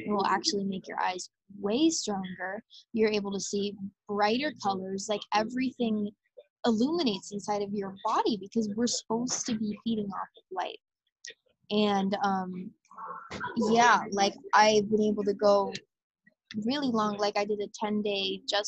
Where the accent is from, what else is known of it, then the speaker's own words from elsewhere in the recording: Arizona, United States; moved away as an adult; now in Hawaii, United States; I'm 7th generation native Arizonan